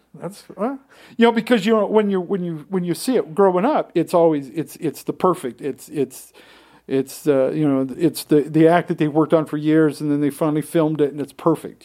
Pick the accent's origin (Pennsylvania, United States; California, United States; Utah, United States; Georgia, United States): Utah, United States; growing up in Utah, very different than most places